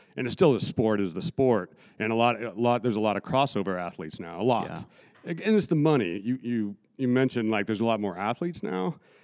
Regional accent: Salt Lake City, Utah, United States; I grew up out in Salt Lake, Utah, and they had a lot of like programs, like youth programs.

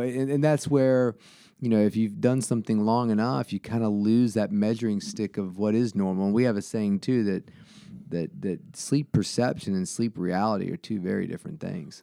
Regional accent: Salem, Virginia, United States; also born or lived in Roanoke, Virginia; born at Roanoke Memorial, but I grew up in Salem

